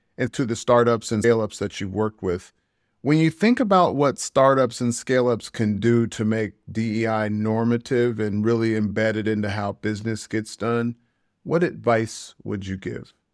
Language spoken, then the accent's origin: English; United States; moved away; I'm an American expat.